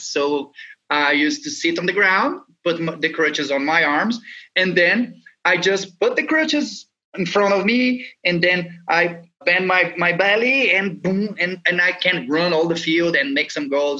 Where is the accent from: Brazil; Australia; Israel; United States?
Brazil; I was born here in Brazil